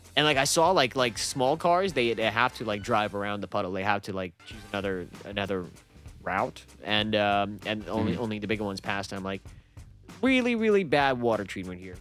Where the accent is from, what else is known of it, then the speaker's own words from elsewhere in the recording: Russia; I'm Russian